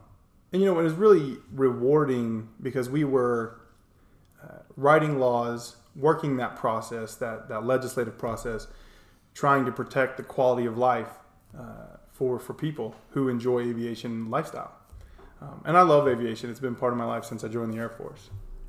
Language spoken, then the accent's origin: English; North Carolina, United States; moved away as an adult; also born or lived in Charleston, South Carolina; now in Harriman, United States; I really call North and South Carolina, that's kind of where I'm from. Mm-hmm. Born and grew up through high school in North Carolina, and then most of my adult life, my Air Force time spent in Charleston, South Carolina.